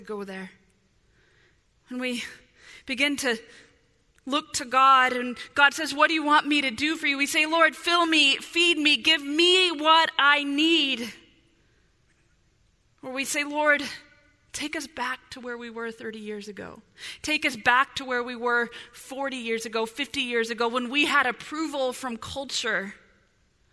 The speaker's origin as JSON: {"language": "English", "region": "Illinois", "country": "United States", "tie": "born or raised there", "moved": "yes", "lives_now": "Southern California, United States", "said": "growing up in Illinois"}